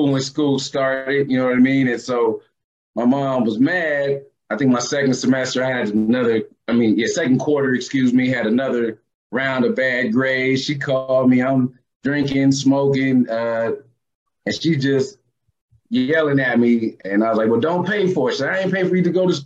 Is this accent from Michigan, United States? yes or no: no; Oceanside, California, United States; moved away as an adult; also born or lived in San Diego, California / Columbus; I'm from San Diego, California